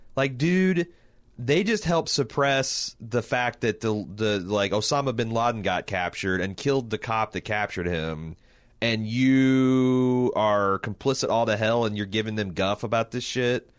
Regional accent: Indianapolis, Indiana, United States; we're from Indianapolis

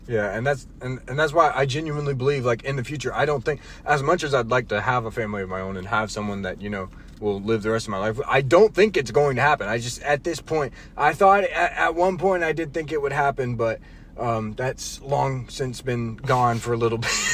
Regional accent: North Carolina, United States; We we were all born and raised in North Carolina.

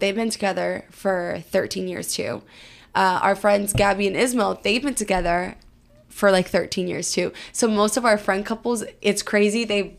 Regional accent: Georgia, United States; also born or lived in Chicago; now in Houston, United States; So I am from Georgia. I was born in Chicago, but raised in Georgia. I am the oldest of three girls. I grew up in the restaurant business

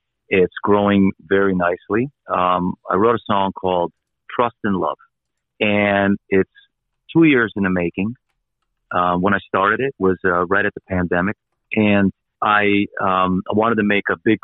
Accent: Croatia; moved away; I was born in Croatia.

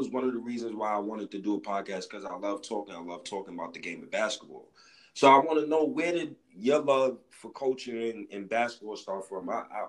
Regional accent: New York City, New York, United States; I grew up in Harlem and I was in a program called Harlem Children's Zone.

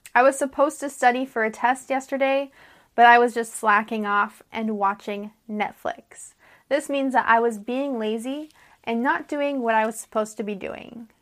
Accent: United States; I'm an American English teacher

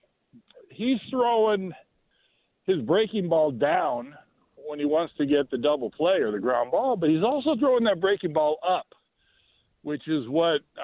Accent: Bay Area, California, United States; moved away as an adult; now in Los Alamos, United States; I grew up in the Bay Area. I had to move down here for work

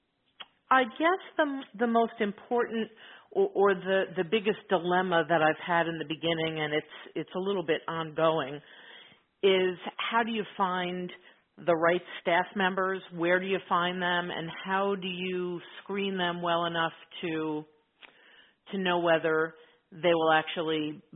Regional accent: Middlesex County, New Jersey, United States; in New Jersey

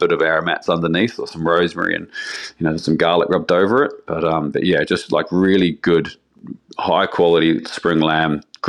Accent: New Zealand; it's always lamb for me, being a Kiwi

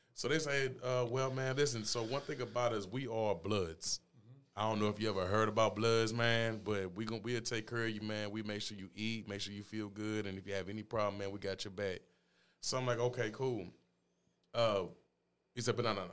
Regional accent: St. Louis, Missouri, United States; I grew up in Fountain Place

